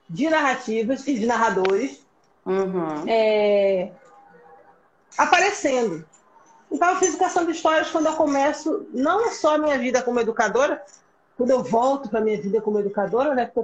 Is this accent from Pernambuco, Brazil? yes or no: yes; Pernambuco, Brazil; born there; accent: mixed; Eu nasci em Pernambuco mesmo, mas o meu sotaque é misturado, sim e, e eu já passei muito bullying por isso.